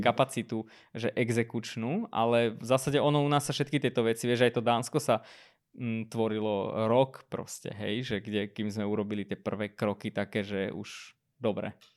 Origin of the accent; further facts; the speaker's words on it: Armenia; now in Slovakia; svojej rodnej krajine, Arménsku